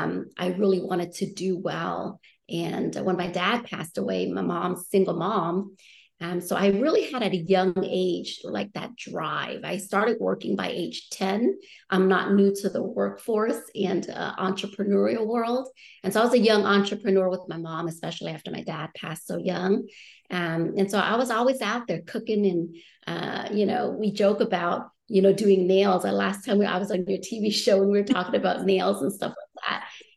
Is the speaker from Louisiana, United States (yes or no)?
yes; New Orleans, Louisiana, United States; I'm like, well, should I just say New Orleans? Because that's technically where I grew up a little bit. Right. But I moved around so much.